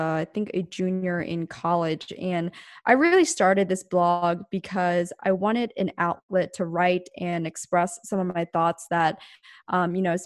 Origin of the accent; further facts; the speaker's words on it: outside of Philadelphia, Pennsylvania, United States; moved away as an adult; now in Orange County, United States; I was originally from the East Coast in Pennsylvania, outside of Philadelphia. But when I was 18, I moved to Southern California